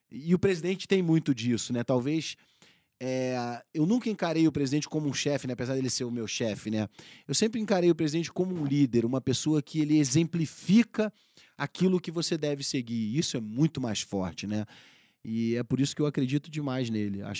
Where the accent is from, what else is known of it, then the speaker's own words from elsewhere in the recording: Rio de Janeiro, Brazil; also born or lived in Mato Grosso / Rio Grande do Sul / Paraná / Itu; Eu, eu sou carioca, né? Eu, eu cresci no Rio de Janeiro, mas eu sou filho de piloto agrícola.